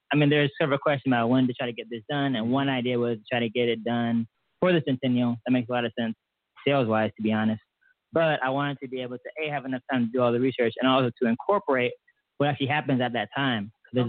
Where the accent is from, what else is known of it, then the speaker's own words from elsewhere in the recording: Atlanta, Georgia, United States; moved away; I was from Atlanta before.